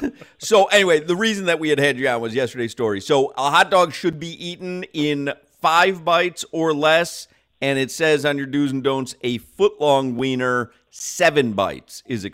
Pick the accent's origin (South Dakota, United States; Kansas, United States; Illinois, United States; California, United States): Illinois, United States; Chicago; But I'm from Chicago. I grew up in Chicago. That is hot dog central.